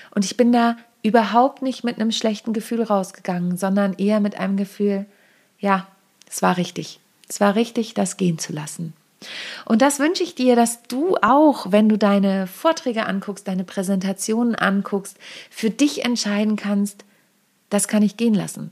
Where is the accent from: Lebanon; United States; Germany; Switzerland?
Germany; Lüneburg Heath, Lower Saxony; moved away; ich bin ja auf dem Dorf groß geworden, in der Lüneburger Südheide